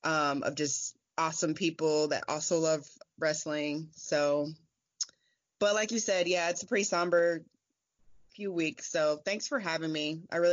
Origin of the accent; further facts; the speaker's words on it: Indiana, United States; I'm from Indiana.